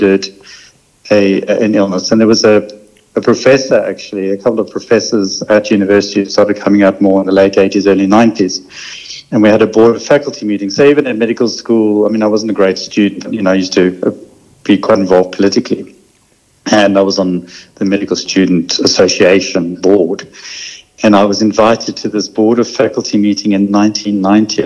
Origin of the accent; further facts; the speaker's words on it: South Africa; also born or lived in London; now in Australia; I grew up in South Africa